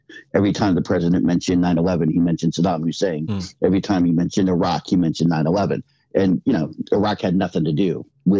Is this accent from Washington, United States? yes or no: yes; Seattle, Washington, United States; I grew up in Seattle